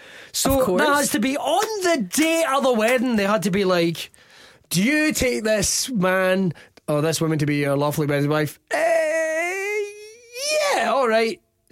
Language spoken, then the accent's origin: English; Scotland, United Kingdom; Because, like, I'm born and raised in Ayrshire, but I appreciate that I maybe don't have your average Ayrshire accent.